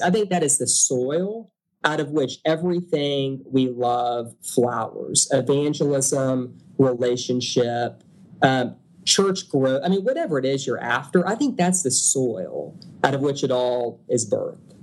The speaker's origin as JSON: {"language": "English", "town": "Beaumont", "region": "Texas", "country": "United States", "lives_now": "Houston, United States", "said": "I'm from Beaumont, Texas originally, um, which is a little bit east of Houston"}